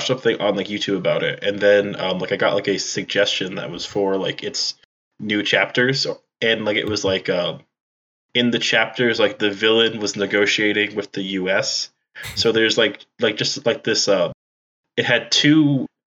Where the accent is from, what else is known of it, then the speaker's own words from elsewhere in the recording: New England, United States; I'm from New England.